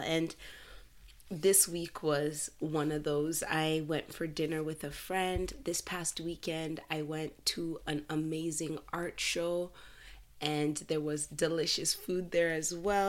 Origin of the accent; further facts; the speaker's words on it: Canada; I'm Canadian. I was born in Canada